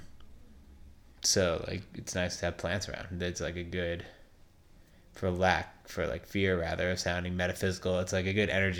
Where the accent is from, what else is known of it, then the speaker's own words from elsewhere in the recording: East Coast, United States; growing up on the East Coast